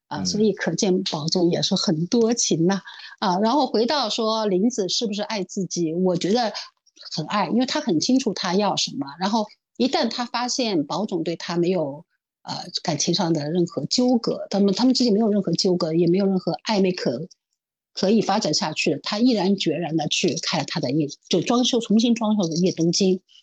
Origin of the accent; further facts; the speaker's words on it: Shanghai, China; 作为上海人，我从小就吃排骨年糕